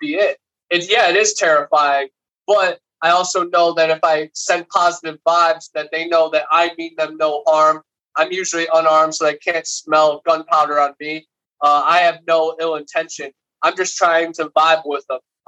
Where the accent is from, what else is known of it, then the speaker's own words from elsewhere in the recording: Ohio, United States; now in Florida, United States; Growing up in Ohio, right on Lake Erie